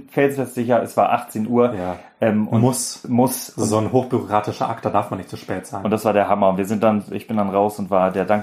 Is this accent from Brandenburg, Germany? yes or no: no; Baden-Württemberg, Germany; Ich bin Schwabe.